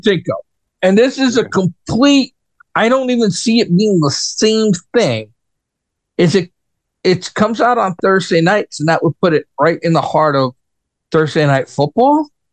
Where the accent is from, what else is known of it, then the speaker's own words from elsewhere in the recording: New York, United States; moved away; as a New Yorker, right, and I was born and raised in New York, right, lived there most of my life